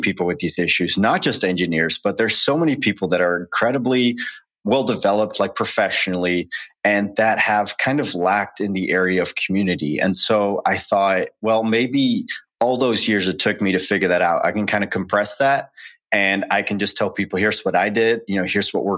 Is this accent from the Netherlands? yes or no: yes; Netherlands; moved away as an adult; also born or lived in United States; born and raised in the Netherlands, lived there for 20 years until I enlisted